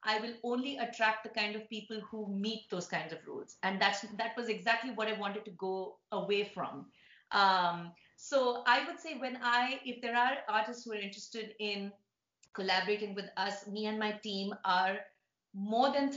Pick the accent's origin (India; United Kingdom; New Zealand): India; now in New York City, United States; being an Indian, growing up in India, but living in New York